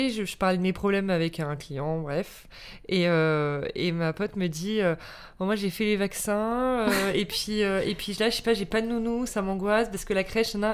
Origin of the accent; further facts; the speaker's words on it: Paris, Île-de-France, France; also born or lived in Spain; Ouais, je suis née à Paris.